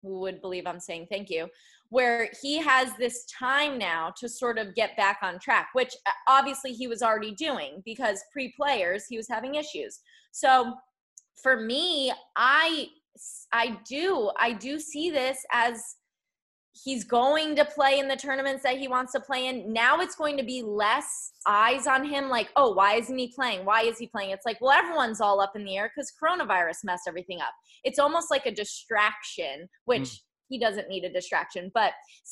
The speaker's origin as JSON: {"language": "English", "region": "Connecticut", "country": "United States", "moved": "yes", "lives_now": "Florida, United States", "said": "I live in Florida, so that's weird, but I'm from Connecticut"}